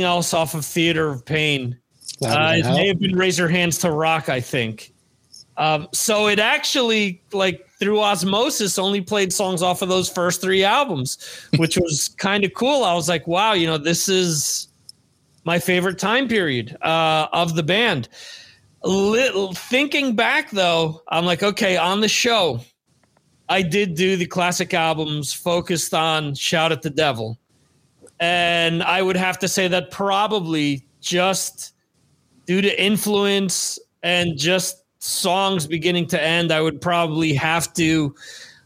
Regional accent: New Jersey, United States; also born or lived in Spain; when I was back in Jersey

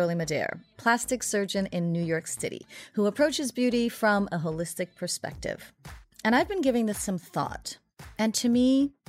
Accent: Haiti; born there; So I was born in Haiti.

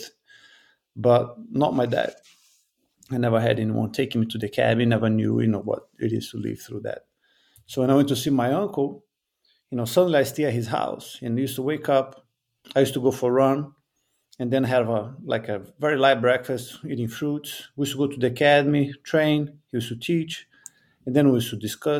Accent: Rio de Janeiro, Brazil; I'm from Rio de Janeiro.

